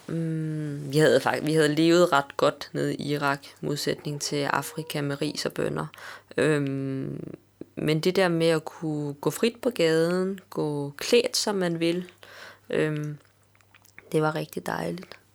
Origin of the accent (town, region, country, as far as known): Denmark